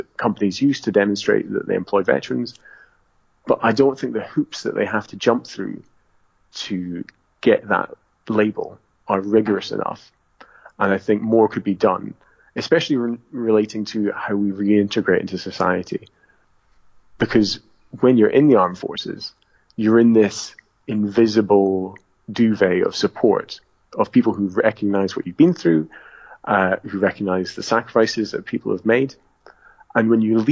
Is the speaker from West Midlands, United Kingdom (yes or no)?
no; Southern Highlands, Scotland, United Kingdom; growing up in the Southern Highlands